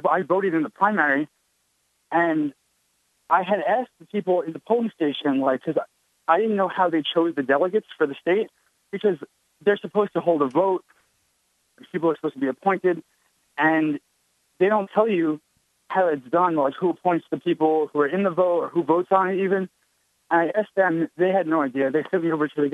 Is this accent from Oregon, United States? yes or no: no; New York, United States; I'm from New York